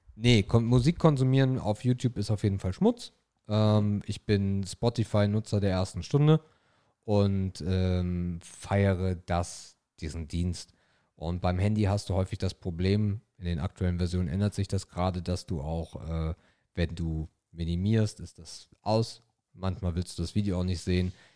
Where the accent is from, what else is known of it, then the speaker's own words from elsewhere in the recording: the North, Northern Germany, Germany; Wir kommen aus dem Norden